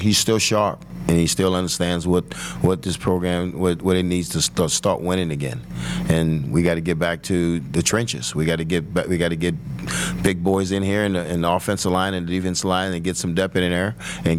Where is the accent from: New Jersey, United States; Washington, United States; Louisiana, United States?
Louisiana, United States; Marrero; you know, what we grew up at in Marrero, right outside of New Orleans